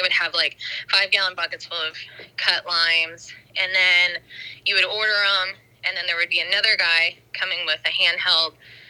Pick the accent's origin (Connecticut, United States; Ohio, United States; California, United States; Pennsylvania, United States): Ohio, United States; also born or lived in Brooklyn, New York; now in Nashville, United States; I am not from Iowa. I'm from Ohio.